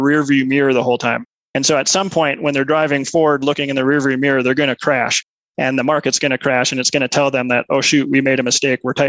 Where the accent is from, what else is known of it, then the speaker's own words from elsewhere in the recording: Minnesota, United States; moved away as an adult; also born or lived in Milwaukee; now in Colorado Springs, United States; I grew up in Minnesota